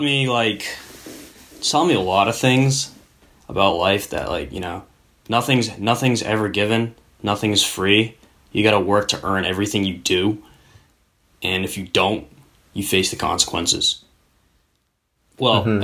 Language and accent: English; United States; as a very patriotic Asian American